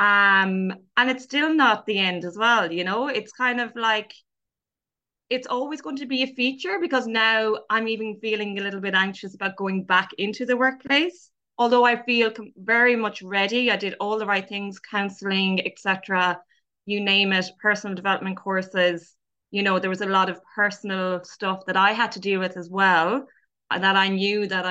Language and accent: English; Ireland; being Irish